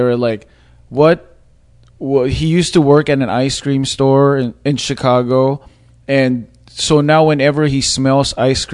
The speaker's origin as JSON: {"language": "English", "country": "Philippines", "said": "I'm Filipino and I'm Asian"}